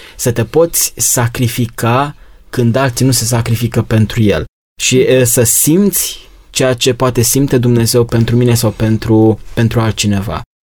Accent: Romania; noi ca și români

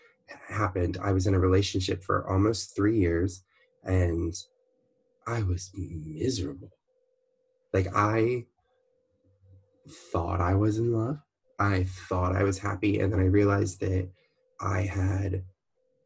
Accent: Baltimore, Maryland, United States; also born or lived in Orlando, Florida; now in California, United States; I'm originally from Baltimore, Maryland, which is right by Washington, D.C.

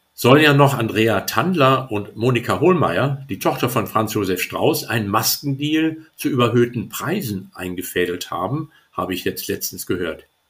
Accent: Hamburg, Germany; als Hamburger

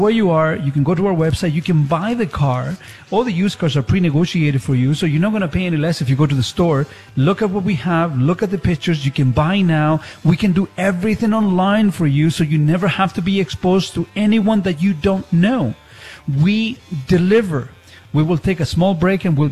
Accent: Chile; English is a second language; moved away; when I was growing up in Chile

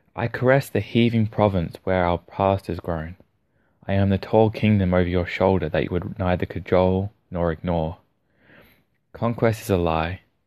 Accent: Australia; accent: Australian; my Australian accent

